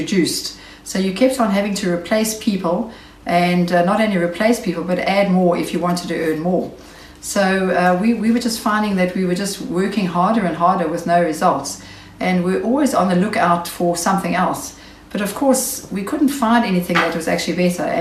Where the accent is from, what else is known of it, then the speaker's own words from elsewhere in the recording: Knysna, Western Cape, South Africa; also born or lived in Port Elizabeth; I'm from Knysna in the Western Cape.